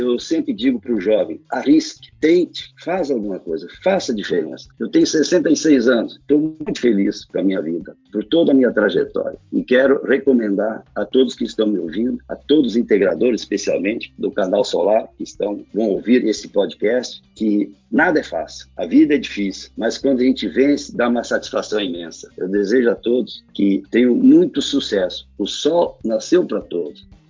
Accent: Lajeado, Rio Grande do Sul, Brazil; also born or lived in Porto Alegre / Florianópolis; Sou gaúcho, natural da cidade de Lajado, no Rio Grande do Sul.

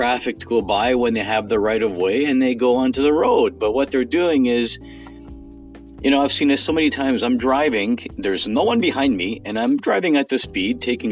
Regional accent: Toronto, Ontario, Canada; I'm specifically from the Greater Toronto Area

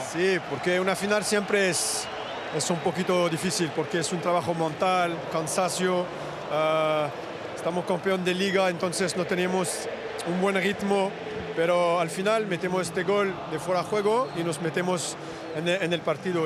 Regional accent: France; en Francia, en mi país

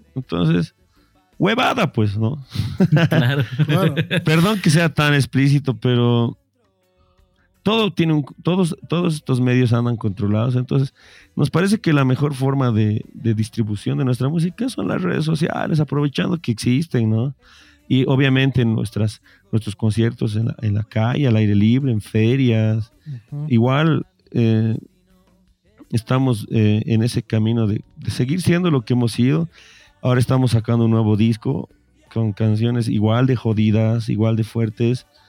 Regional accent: Bolivia; somos bolivianos

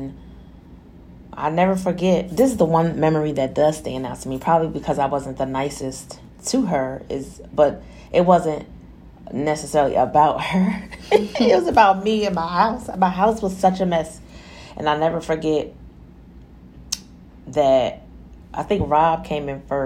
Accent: New Jersey, United States; I'm from Jersey. I was born and raised in New Jersey

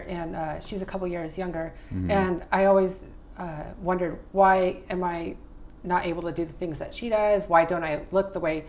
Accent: Mojave Desert, near Joshua Tree, California, United States; In the Mojave Desert, near Joshua Tree.

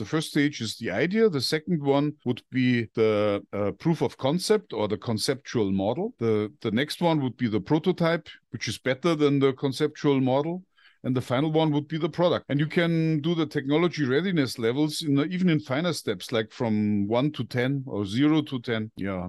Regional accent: Bavaria, Germany; born there; I'm 58 years old. I was born in Bavaria, which is in the very south of Germany.

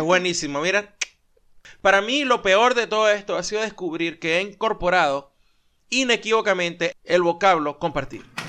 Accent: Venezuela; moved away; los venezolanos somos chéveres

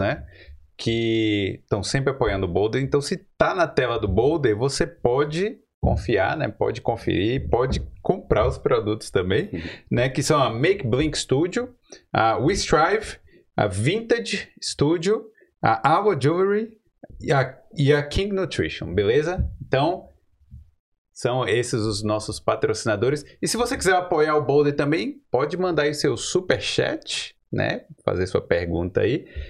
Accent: interior of Bahia, Brazil; Eu sou do interior da Bahia

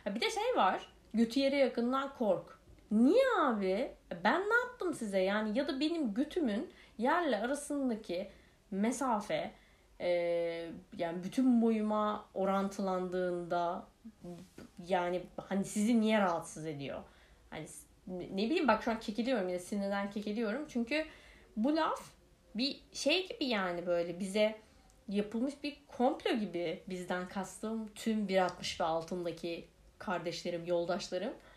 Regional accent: Ankara, Turkey; also born or lived in Kırıkkale; Ankara'ya e, taşındık ve Ankara'da da işte PTT lojmanları diye bir şeyde oturuyoruz

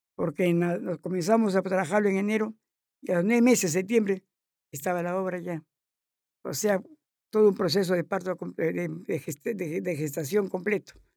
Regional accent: Chiclayo, Lambayeque, Peru

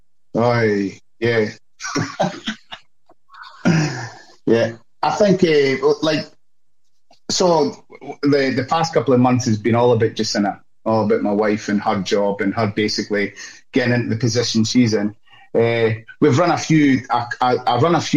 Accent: Scotland, United Kingdom; now in Australia; I'm Scottish

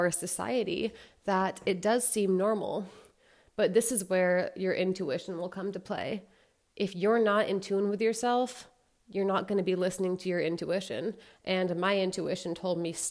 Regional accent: United States; I'm from the States

